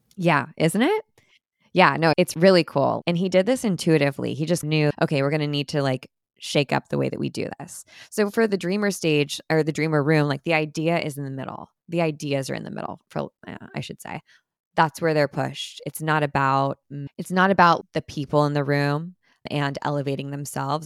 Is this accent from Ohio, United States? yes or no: no; Orange County, California, United States; I grew up in Orange County, and so pretty close to the original Disneyland